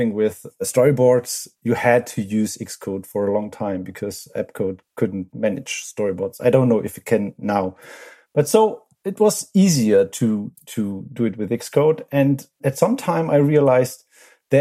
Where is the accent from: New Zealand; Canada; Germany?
Germany; from Germany.